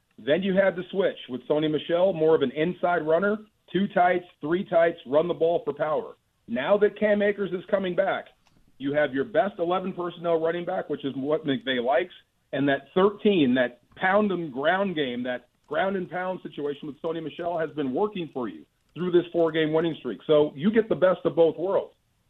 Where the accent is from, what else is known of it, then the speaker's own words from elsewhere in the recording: Bay Area, California, United States; moved away; also born or lived in Seattle, Washington; I came from the University of Washington. I grew up in the Bay Area